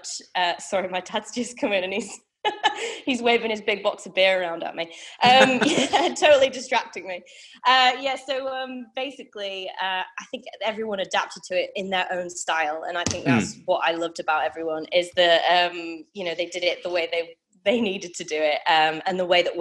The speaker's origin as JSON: {"language": "English", "town": "Leeds", "region": "Yorkshire and the Humber", "country": "United Kingdom", "moved": "as an adult", "lives_now": "Brisbane, Australia", "said": "I'm from Leeds up north"}